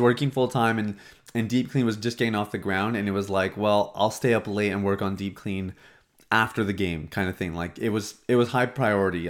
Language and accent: English; Saskatchewan, Canada; now in Toronto, Canada; I grew up in Saskatchewan, and even when I lived there